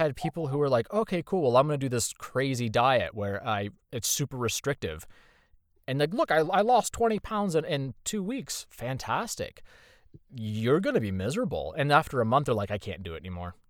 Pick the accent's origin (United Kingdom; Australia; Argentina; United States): United States; Indiana; moved away as an adult; now in Texas, United States; I'm from Indiana, born and raised